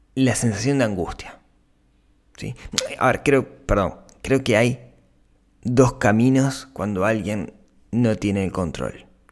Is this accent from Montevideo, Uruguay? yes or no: no; Shangri-La, Canelones, Uruguay; en Shangri-La, que es el, el, barrio, el balneario donde yo crecí